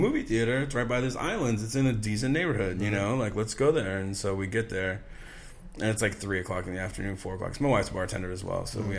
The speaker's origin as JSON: {"language": "English", "town": "Simi Valley", "region": "California", "country": "United States", "tie": "born or raised there", "also_born_or_lived": "Bay Area / Santa Barbara", "lives_now": "Long Beach, United States", "said": "I was born in the Bay Area. I lived there till I was 10. Then we moved to LA. Grew up in the Valley."}